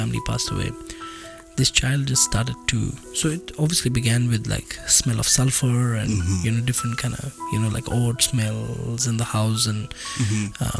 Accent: India; we are from India

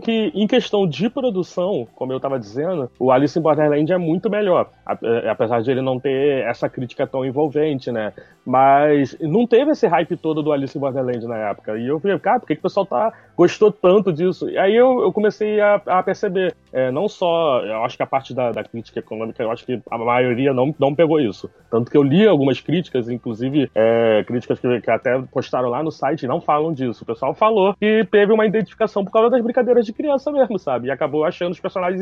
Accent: Mesquita, Rio de Janeiro, Brazil; eu sou do Rio de Janeiro também, né? É, mais precisamente, eu sou de Mesquita, né? Da Baixada Fluminense.

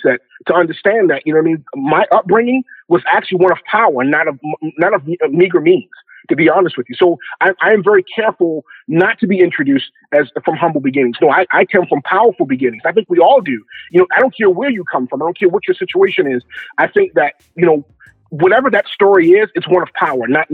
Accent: Baltimore, Maryland, United States; I'm originally from Baltimore, Maryland. Grew up on the east side of Baltimore

